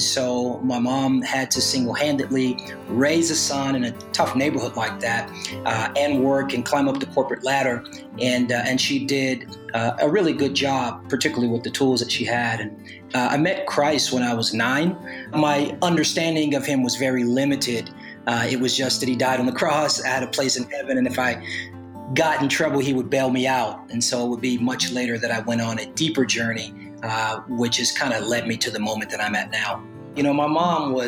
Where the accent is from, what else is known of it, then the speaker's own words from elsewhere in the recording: Los Angeles, California, United States; also born or lived in Oakland, California; I was born in Oakland, California, but was raised in Los Angeles